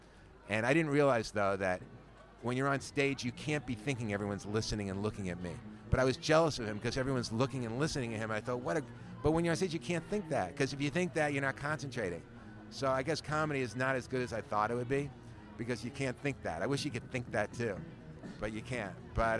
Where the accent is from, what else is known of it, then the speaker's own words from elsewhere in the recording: New York City, New York, United States; moved away as an adult; also born or lived in Maryland / Miami; I was born in New York City. New York, and I finished high school there, and I went to Maryland for a year with my family